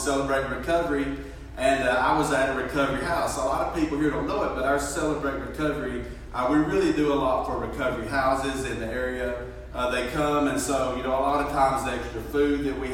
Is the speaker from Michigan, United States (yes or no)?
no; Fort Payne, Alabama, United States; moved away; I'm from Fort Payne. I'm not even from this area